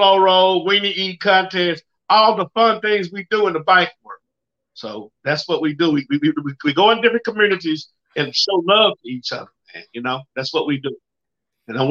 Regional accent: the South, United States; I'm from the South.

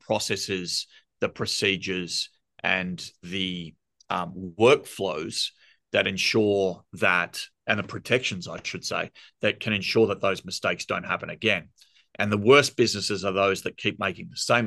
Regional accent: Australia; accent: thick Australian; you can hear my thick Australian accent.

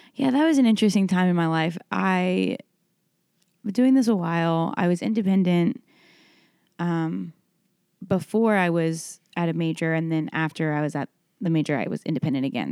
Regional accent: Dallas, Texas, United States; born or raised there; moved away as an adult; now in Nashville, United States

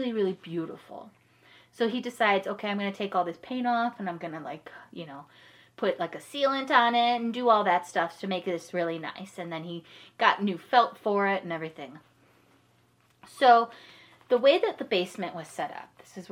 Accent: Parma Heights, Ohio, United States; I grew up in Parma Heights, Ohio. If you're familiar with that, it's, like, suburb of Cleveland area

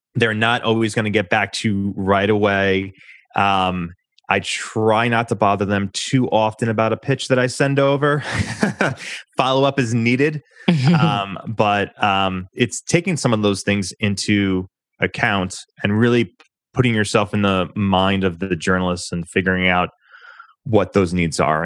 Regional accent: New York, United States; I'm a New Yorker, so I talk uh, pretty quickly naturally

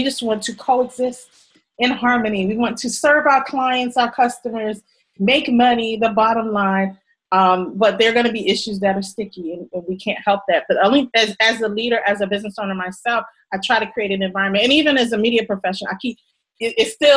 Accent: New York, United States; I come from New York

